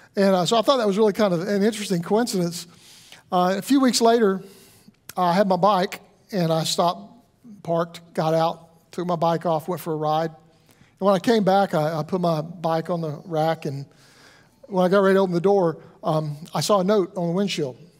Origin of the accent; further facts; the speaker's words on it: the South, United States; I grew up in the South